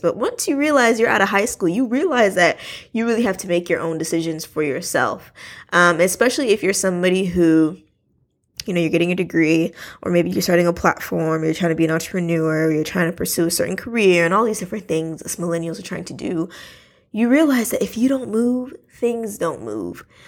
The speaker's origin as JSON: {"language": "English", "town": "New York City", "region": "New York", "country": "United States", "tie": "born or raised there", "said": "I was born in Brooklyn, New York"}